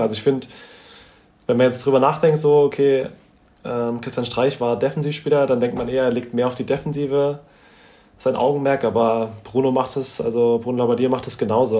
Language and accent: German; Hesse, Germany; wir sind beide, beide in Hessen geboren